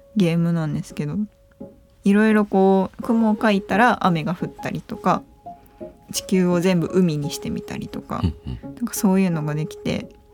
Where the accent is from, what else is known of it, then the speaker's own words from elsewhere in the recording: Tokushima, Japan; 徳島県出身です